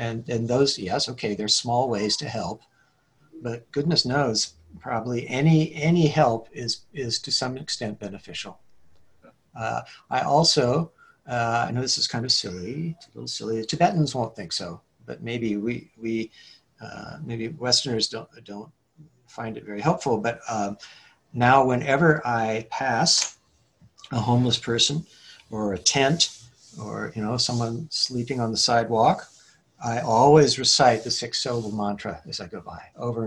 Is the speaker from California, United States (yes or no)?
yes; Hillsborough, California, United States; also born or lived in San Mateo, California; I grew up in San Mateo Park and then Hillsboro